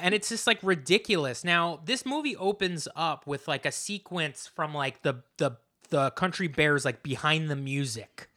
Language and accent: English; New Jersey, United States; I grew up in New Jersey